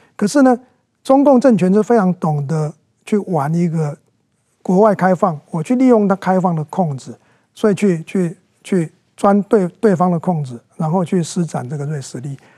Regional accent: Taiwan; 我觉得这是我们大部分台湾人都会选择的

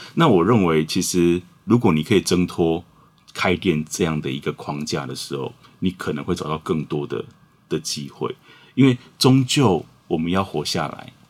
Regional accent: Huatan, Changhua County, Taiwan; 我也是在花坛长大的

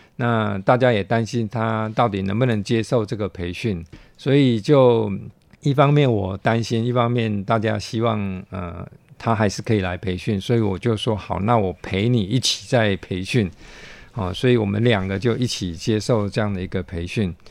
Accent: Taiwan; also born or lived in United States; 台湾还是毕竟是我的家乡

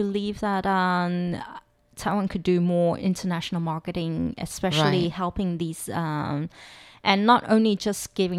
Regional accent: South Africa; I mean, I grew up in South Africa.

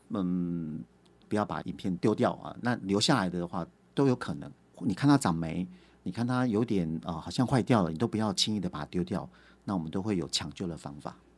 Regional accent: Chaozhou, Pingtung County, Taiwan; 家乡潮州

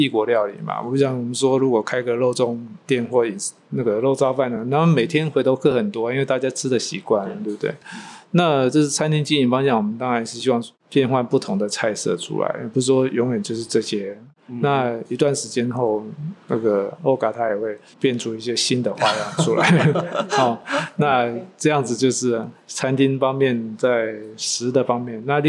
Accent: Taiwan; 我们台湾

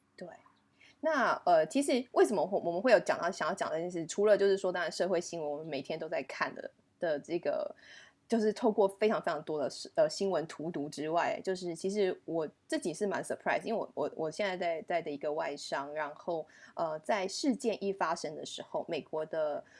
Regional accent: Canada; accent: Canadian; from Canada，因为他自己也觉得很新奇，他觉得说，哇，怎么会有个 Canadian friend 这样子

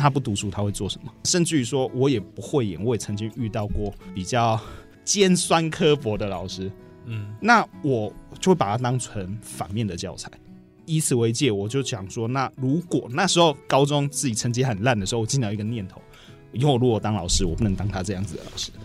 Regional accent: Taichung, Taiwan; also born or lived in Lanyu; 我本身是台中人

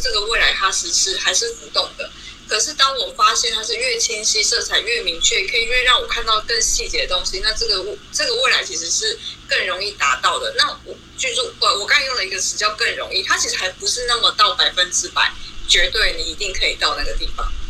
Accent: Tainan, Taiwan; moved away as an adult; now in Taichung, Taiwan; 我是海南人，可是我现在人在台中居住工作

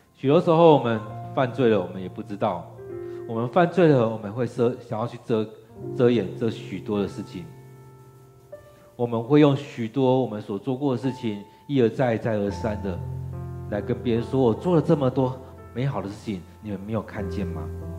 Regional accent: Taiwan; 其实，我们台湾人的性格并不是那么强势的性格

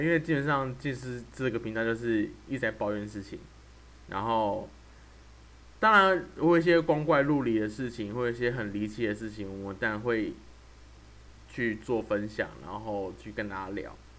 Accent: Taoyuan, Taiwan; now in Pingtung, Taiwan; 我是住在屏东。啊，可是我是桃园人

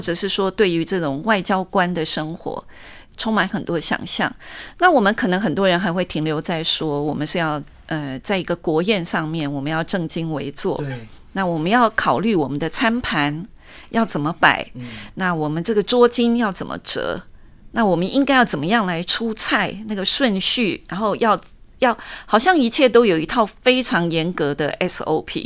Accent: Tainan, Taiwan; moved away as an adult; also born or lived in Taipei / Marshall Islands; 因为我是台南人

